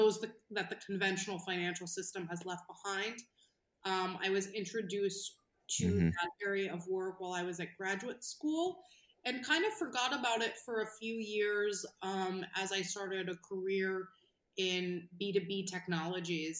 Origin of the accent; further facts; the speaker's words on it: New York, United States; I'm a New Yorker by birth